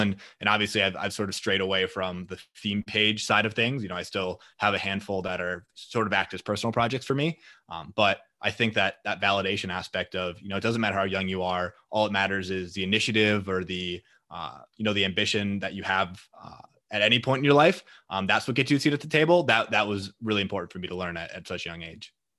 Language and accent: English; Green Bay, Wisconsin, United States; moved away as an adult; now in Minneapolis, United States; I'm initially from Green Bay, Wisconsin, and then I came up to Minneapolis to attend school at the University of Minnesota.